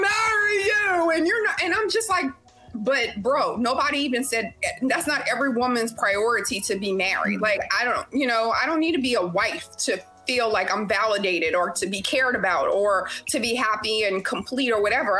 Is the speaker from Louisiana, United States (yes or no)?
yes; Louisiana, United States; moved away as an adult; now in Houston, United States; I'm originally from Louisiana and I live in Houston, Texas. And I've been here about 17 years now, um, but I'm still straight LA.